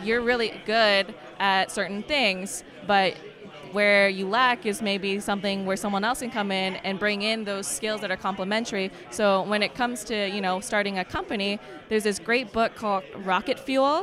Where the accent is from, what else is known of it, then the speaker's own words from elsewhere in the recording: Canada; I'm actually from Canada.